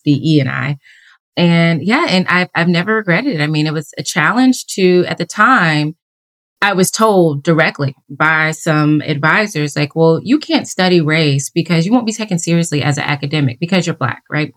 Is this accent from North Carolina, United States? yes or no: yes; Durham, North Carolina, United States; moved away as an adult; now in Washington, D.C., United States; So I grew up in Durham, North Carolina, and I'm a proud person from North Carolina.